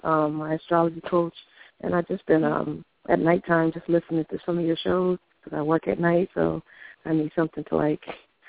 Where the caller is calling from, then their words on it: Connecticut, United States; I'm calling from Connecticut.